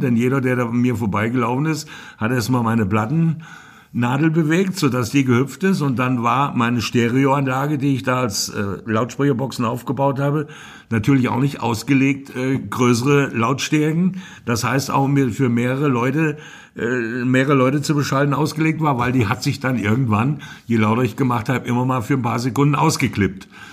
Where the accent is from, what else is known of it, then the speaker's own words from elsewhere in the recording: Hofbieber, Hesse, Germany; Ich bin in Hofbiber, genauer gesagt im Rödergrund geboren.